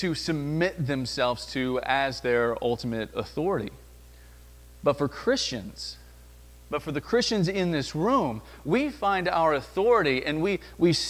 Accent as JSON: {"language": "English", "region": "the South", "country": "United States", "said": "I come from the South"}